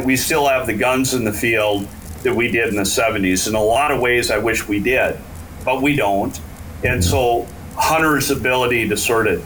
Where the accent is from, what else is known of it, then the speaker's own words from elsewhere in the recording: Minnesota, United States; I grew up a kid in Minnesota that thought every duck was sacred